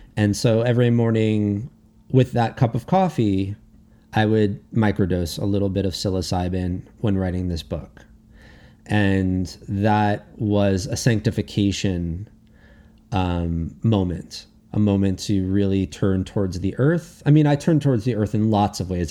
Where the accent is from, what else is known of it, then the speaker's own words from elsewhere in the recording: United States; I'm American, not Canadian